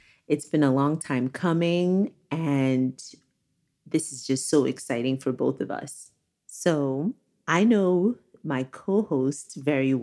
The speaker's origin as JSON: {"language": "English", "region": "East Coast", "country": "United States", "tie": "born or raised there", "also_born_or_lived": "Nigeria / New York / Chicago", "said": "I moved to the United States, where we primarily lived on the East Coast"}